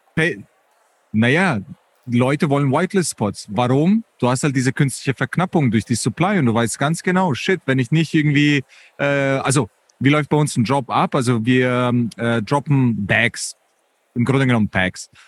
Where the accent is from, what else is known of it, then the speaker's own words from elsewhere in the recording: Munich, Bavaria, Germany; ich bin Münchner